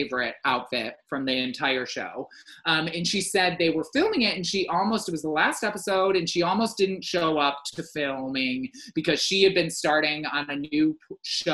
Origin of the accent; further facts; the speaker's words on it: Michigan, United States; I am from Michigan